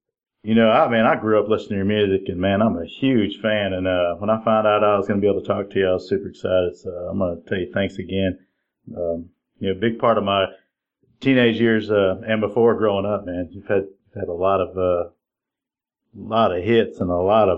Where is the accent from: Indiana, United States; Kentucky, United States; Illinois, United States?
Illinois, United States; now in Tennessee, United States; I've been here in Tennessee for, you know, like 30 years, and I moved from Illinois, and it was a lot of snow there.